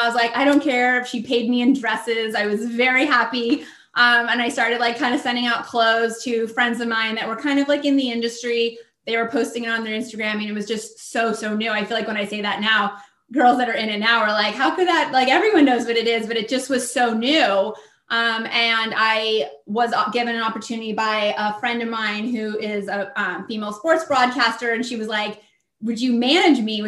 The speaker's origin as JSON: {"language": "English", "region": "Southern California", "country": "United States", "also_born_or_lived": "Washington, D.C.", "said": "I'm from Southern California. I'm in San Diego, but I lived in DC for many years"}